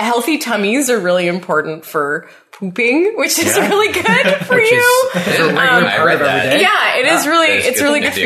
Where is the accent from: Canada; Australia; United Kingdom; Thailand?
Canada; Ottawa, Ontario; I was born and raised in Ottawa. Born and raised